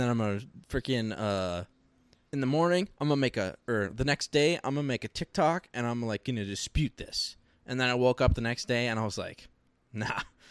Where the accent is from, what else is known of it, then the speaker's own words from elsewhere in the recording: United States; I'm American